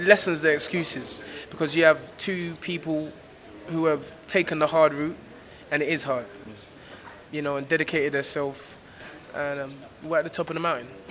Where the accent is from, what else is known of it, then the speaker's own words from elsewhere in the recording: London, United Kingdom; I'm from South London